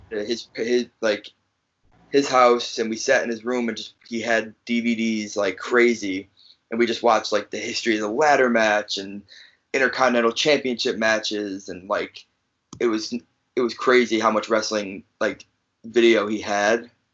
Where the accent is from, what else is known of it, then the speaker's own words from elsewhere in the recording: Chicago, Illinois, United States; also born or lived in New Jersey; I'm from fr- from Chicago, but I was originally born in New Jersey. I was born in New Jersey